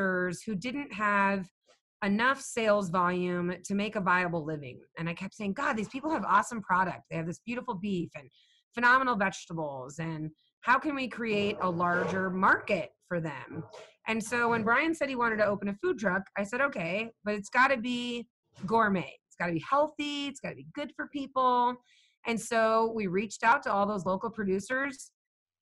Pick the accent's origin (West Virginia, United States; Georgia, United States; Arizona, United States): Arizona, United States; Phoenix; now in Wyoming, United States; I grew up in Phoenix.